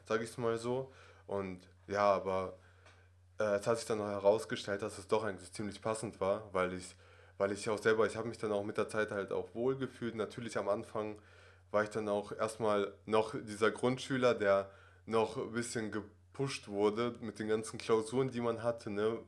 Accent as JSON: {"language": "German", "country": "Germany", "tie": "born or raised there", "also_born_or_lived": "Russia", "second_language": "German", "said": "ich bin ursprünglich aus Russland, bin in Russland aufgewachsen, sechs Jahre lang und dann hatten wir die Möglichkeit, mit der Familie nach Deutschland zu ziehen."}